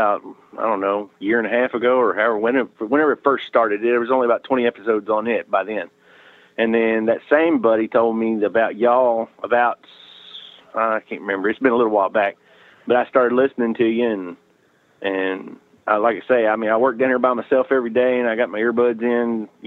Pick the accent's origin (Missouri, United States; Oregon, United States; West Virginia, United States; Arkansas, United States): Arkansas, United States; South; I'm from South Arkansas